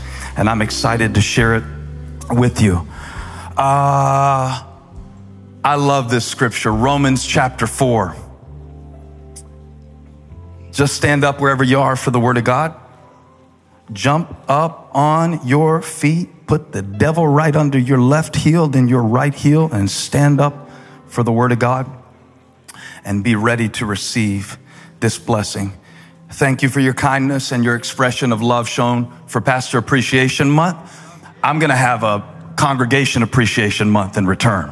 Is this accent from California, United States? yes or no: no; Moncks Corner, South Carolina, United States; I'm from Monk's Corner